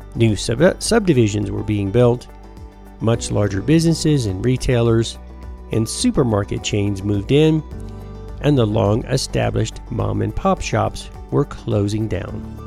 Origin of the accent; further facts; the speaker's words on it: United States; also born or lived in Rising Fawn, Georgia / Trenton, Georgia; when I was a kid growing up in Tennessee and Georgia